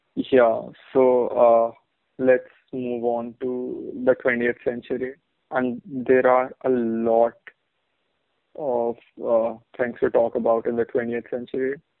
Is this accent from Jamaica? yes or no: no; Bahrain; In Bahrain, we had this fucking uh, we had this Malu magazine